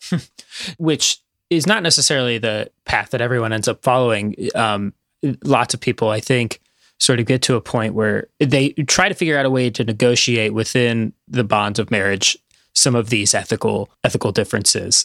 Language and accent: English; Midwest, United States; moved away; I'm from the Midwest